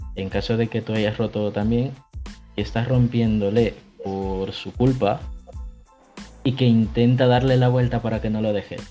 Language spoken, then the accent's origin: Spanish; El Salvador; now in Spain; soy del Salvador, actualmente vivo en España